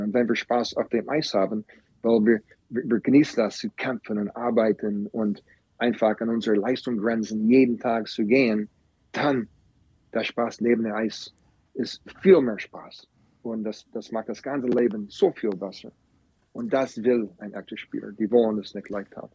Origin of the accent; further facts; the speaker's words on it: Green Bay, Wisconsin, United States; German is a second language; moved away; also born or lived in Florida; Ich komme aus Green Bay, Wisconsin